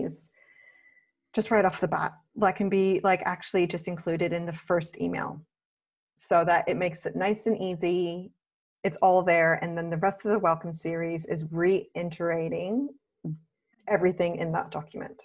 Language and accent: English; Canada; now in Australia; I'm Canadian who lives in Australia